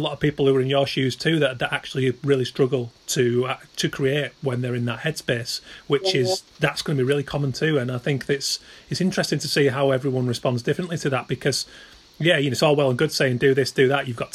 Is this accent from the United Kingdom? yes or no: yes; United Kingdom; as British